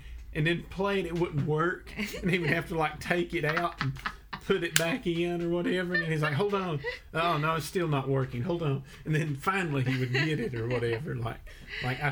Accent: Tennessee, United States; moved away as an adult; now in Japan; I'm from Tennessee

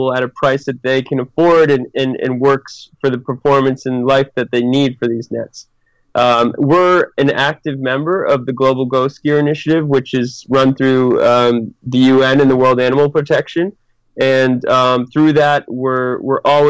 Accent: New England, Massachusetts, United States; moved away as an adult; also born or lived in Sydney, Australia; now in Chile; I grew up back in New England

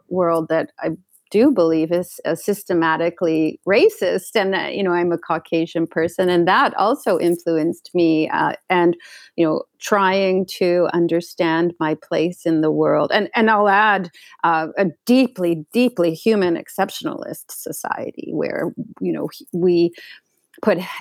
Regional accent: Canada; I grew up in Canada

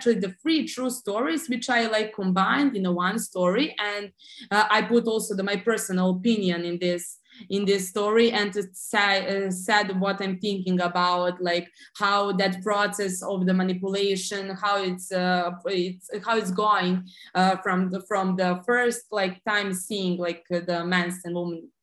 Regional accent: Serbia; I live in Serbia. We are from the Southeast Europe, actually on the Balkan

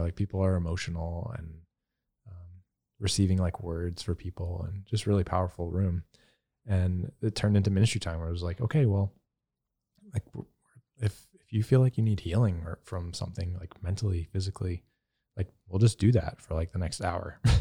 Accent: the South, United States; growing up in the South

